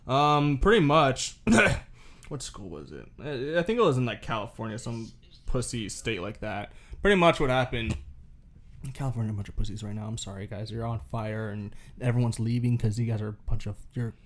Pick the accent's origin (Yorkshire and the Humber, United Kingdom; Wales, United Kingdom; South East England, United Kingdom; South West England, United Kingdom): Wales, United Kingdom; I'm from Wales.